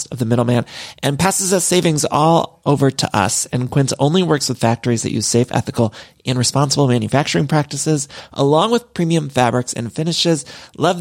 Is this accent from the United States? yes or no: yes; Midwest, United States; now in Los Angeles, United States; Now, y'all know I'm from the Midwest, but I've lived in California for so long